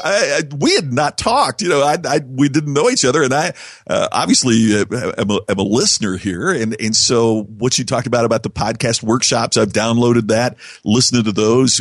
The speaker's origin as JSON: {"language": "English", "region": "Indiana", "country": "United States", "tie": "born or raised there", "said": "my hometown in Indiana"}